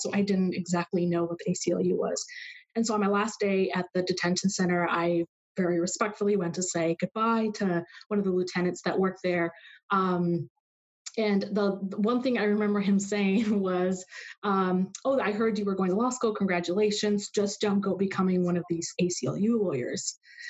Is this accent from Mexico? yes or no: yes; Mexico; now in Arizona, United States; Mexico. Yeah.